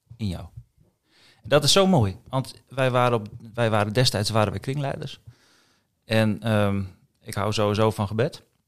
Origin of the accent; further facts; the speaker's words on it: Assen, Drenthe, Netherlands; moved away as an adult; also born or lived in Kampen; ik ben eh, geboren in Assen. 24 oktober 1975.